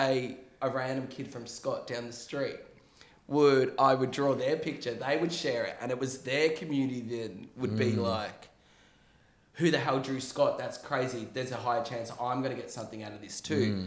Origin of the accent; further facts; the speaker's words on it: Melbourne, Victoria, Australia; we're from Melbourne